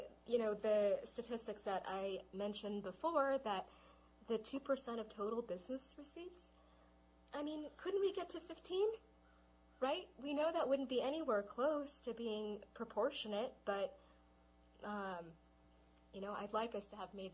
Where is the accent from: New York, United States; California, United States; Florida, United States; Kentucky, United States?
California, United States; Los Angeles; I was brought up in Los Angeles. That's where I grew up in Los Angeles, and my parents are both from Taiwan, so they're immigrants